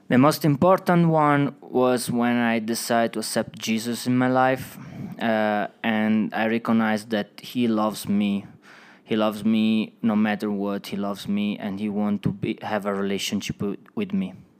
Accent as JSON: {"language": "English", "country": "Italy", "also_born_or_lived": "Switzerland", "second_language": "English", "moved": "as an adult", "lives_now": "Woodland Park, United States", "said": "from Italy"}